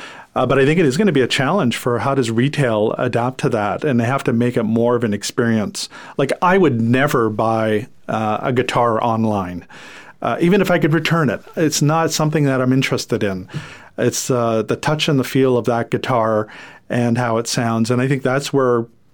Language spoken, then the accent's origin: English; Canada; first language French; English is a second language; English is my second language. I'm French-Canadian